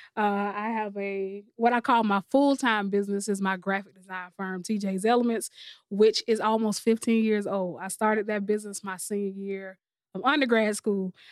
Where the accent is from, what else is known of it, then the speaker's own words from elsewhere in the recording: Columbia, South Carolina, United States; I'm from Columbia, South Carolina. I'm born and raised